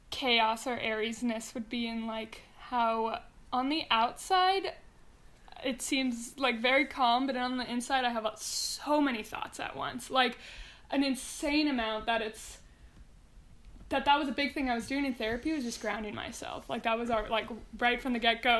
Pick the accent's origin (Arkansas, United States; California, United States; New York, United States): California, United States; Mountain View; I was born and raised in Mountain View, California